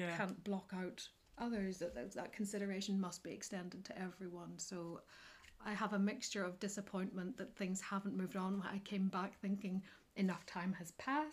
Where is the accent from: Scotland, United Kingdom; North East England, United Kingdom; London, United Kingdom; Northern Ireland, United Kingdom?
Northern Ireland, United Kingdom; County Antrim; I'm from County Antrim originally. I was born between Randallstown and Ballymena